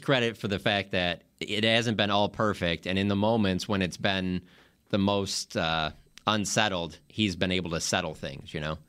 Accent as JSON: {"language": "English", "town": "Detroit", "region": "Michigan", "country": "United States", "tie": "born or raised there", "moved": "yes", "said": "growing up in Detroit"}